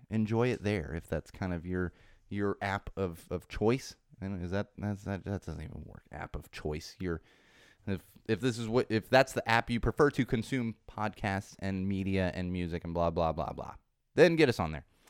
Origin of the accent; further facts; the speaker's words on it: California, United States; this is my, my home state, and I intend to stay here